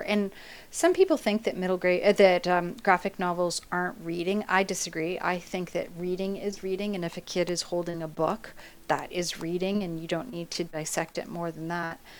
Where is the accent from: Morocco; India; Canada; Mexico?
Canada; I'm Canadian